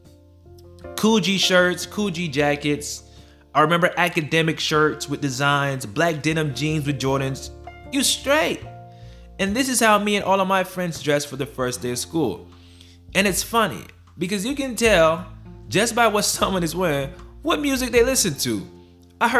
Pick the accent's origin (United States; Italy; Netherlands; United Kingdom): United States; Broward County, Florida; I grew up in Broward County, I grew up from the east side